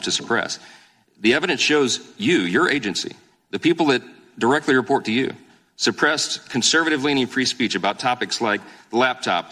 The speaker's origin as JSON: {"language": "English", "region": "Louisiana", "country": "United States", "said": "my home state of Louisiana"}